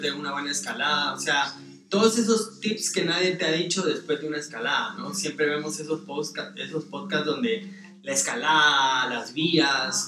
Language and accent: Spanish; Guatemala; soy guatemalteco